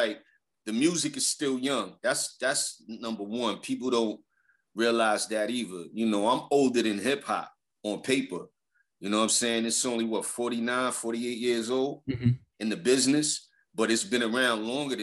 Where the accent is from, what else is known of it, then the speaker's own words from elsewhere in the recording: New York City, New York, United States; also born or lived in Queens, New York; I was introduced to music through the Park Jam from day one in Brooklyn, you know what I'm saying, in Bushwick. And that's where my roots come